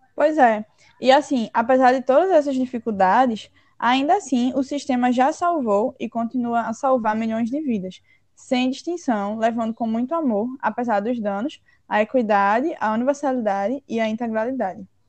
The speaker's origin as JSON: {"language": "Portuguese", "country": "Brazil", "said": "nós, enquanto brasileiros"}